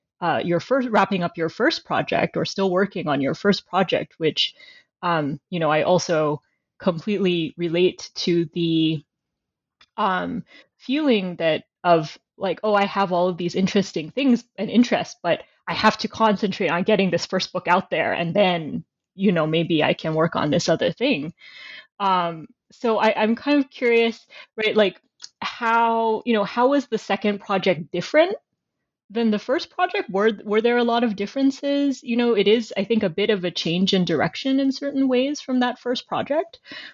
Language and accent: English; United States; now in Canada; I teach in Canada now, but I'm originally American.